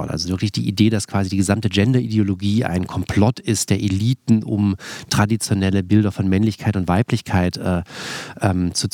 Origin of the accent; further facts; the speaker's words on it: Tübingen, Baden-Württemberg, Germany; Also ich komme aus Tübingen, das ist eine sehr liberale, linke Stadt, das ist auch eine sehr wohlhabende Stadt